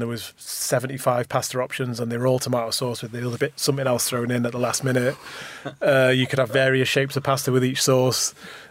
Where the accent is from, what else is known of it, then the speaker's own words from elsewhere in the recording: Manchester, North West England, United Kingdom; now in London, United Kingdom; We're both from Manchester. I've got Irish parents.